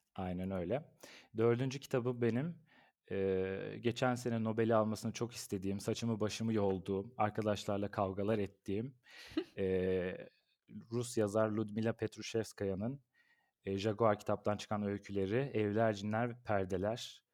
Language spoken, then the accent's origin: Turkish; Ankara, Turkey; Ben bin dokuz yüz doksan Ankara doğumluyum. Eee, bütün ömrüm Ankara'da geçti